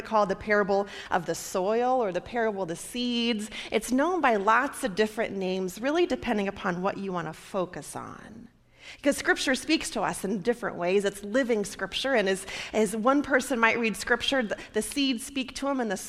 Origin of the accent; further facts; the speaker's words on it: Nebraska, United States; now in Michigan, United States; my home state there